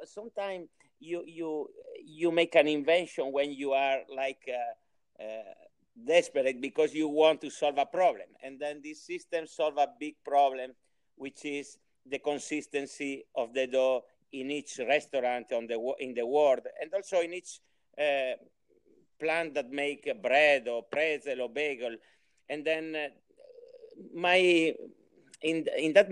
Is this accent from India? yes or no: no; Italy; English is a second language; also born or lived in United States; now in Spain; I am Italian, but I live long time. I live 25 years in Spain, and now I live 6 months a year in Spain, 6 months a year in U.S., but I born in Italy.